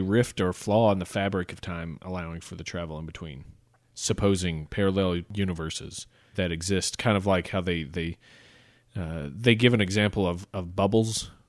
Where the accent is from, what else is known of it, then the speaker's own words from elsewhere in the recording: the South, United States; I'm from the South